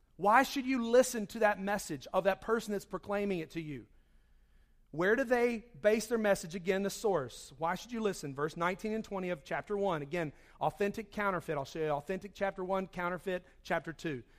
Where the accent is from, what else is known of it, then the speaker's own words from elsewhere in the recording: Charlotte, North Carolina, United States; moved away; I grew up in Charlotte